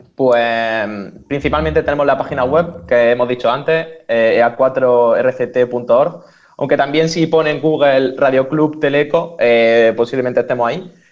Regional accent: Almería, Andalusia, Spain; moved away; yo soy de Almería y vengo del hacklab Almería

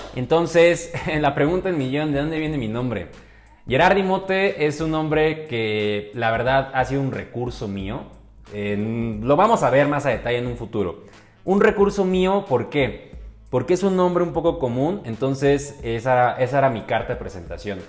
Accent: Mexico City, Mexico; soy originario de la hermosa Ciudad de México, Chilango, me puedes decir

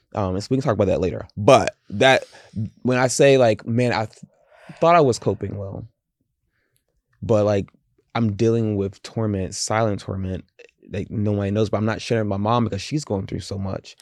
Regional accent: the South, United States; I grew up in the South

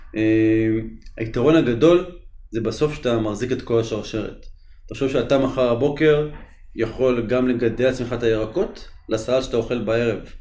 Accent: Tzippori, Northern District, Israel; אני גדלתי במושב ציפורי

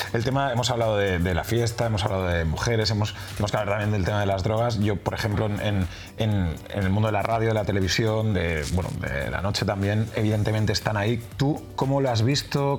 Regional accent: Barcelona, Catalonia, Spain; yo soy de aquí de Barcelona

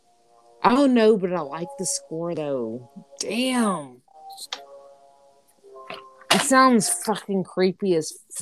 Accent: Williamson County, near Nashville, Tennessee, United States; I say home, my hometown, Williamson County

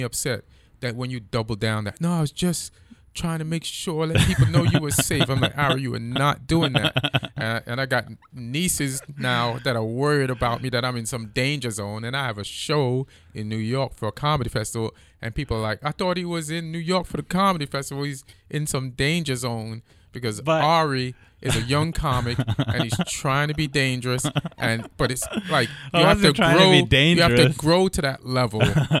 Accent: Jamaica; And I grew up in Jamaica.

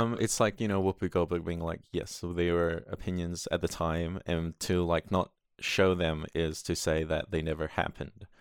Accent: Sydney, New South Wales, Australia; now in New Zealand; I grew up in Sydney

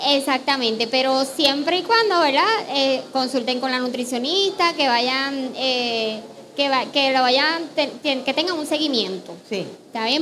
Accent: Puerto Rico; lo que somos los puertorriqueños

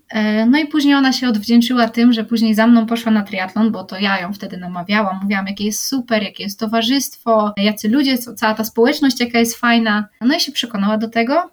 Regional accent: Poland

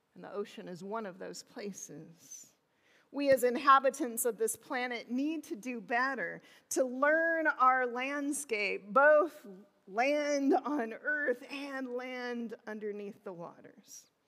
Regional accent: southern Illinois, United States; moved away as an adult; I was born in the Midwest in southern Illinois. There was not an ocean in sight.

